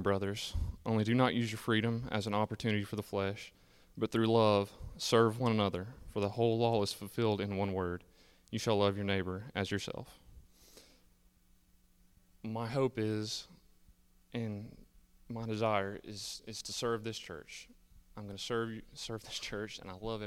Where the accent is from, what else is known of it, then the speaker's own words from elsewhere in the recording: Pinson, Alabama, United States; I grew up in Pinson, Alabama with my family